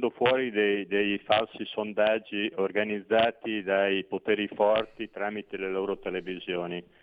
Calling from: Veneto, Italy; da Veneto.

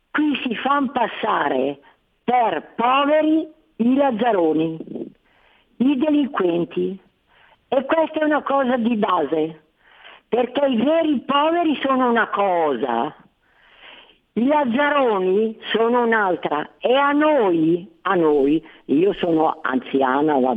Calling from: Lombardy, Italy; qui al mio paese, io ti telefono dalla provincia di Varese.

